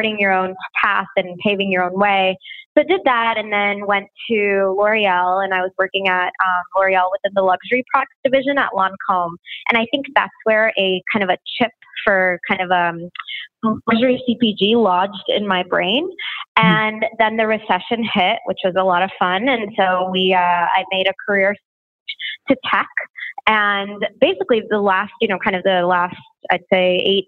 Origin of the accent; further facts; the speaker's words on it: Houston, Texas, United States; moved away as an adult; also born or lived in New York; I'm from Texas originally, grew up in Houston, Texas